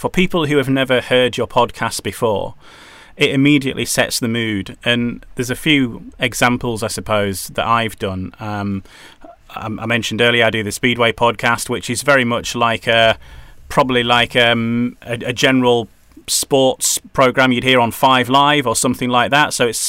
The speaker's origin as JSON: {"language": "English", "region": "Yorkshire and the Humber", "country": "United Kingdom", "also_born_or_lived": "Wales", "lives_now": "North East England", "said": "probably that's because I'm originally from Yorkshire. My accent has kind of got a bit confused."}